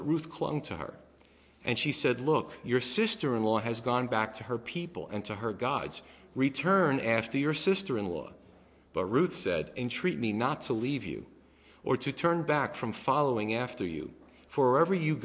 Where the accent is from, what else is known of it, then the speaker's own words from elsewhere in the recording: New York, United States; moved away; also born or lived in New Jersey; I'm from New York